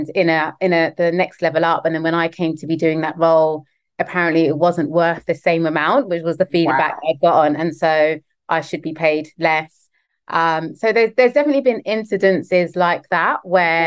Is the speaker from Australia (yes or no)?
no; London, United Kingdom; the schools I grew up in West London